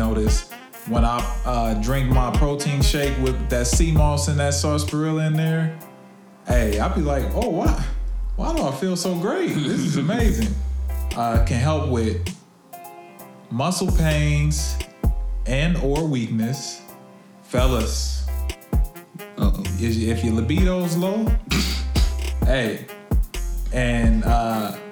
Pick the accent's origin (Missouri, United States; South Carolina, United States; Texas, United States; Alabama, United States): Missouri, United States; Kansas City; I'm from Kansas City. So off 32nd in Indiana in the 30s, not too far from where I grew up